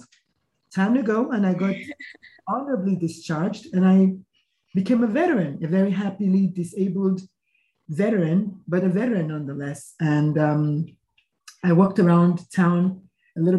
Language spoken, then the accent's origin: English; Nigeria; moved away as an adult; now in United States; I was born, bred, buttered, and slightly burned in Nigeria